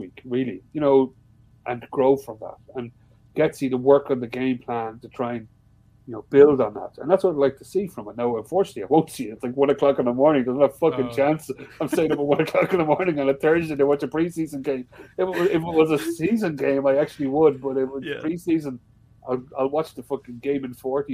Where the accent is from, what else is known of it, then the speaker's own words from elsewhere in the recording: Ireland; I am Irish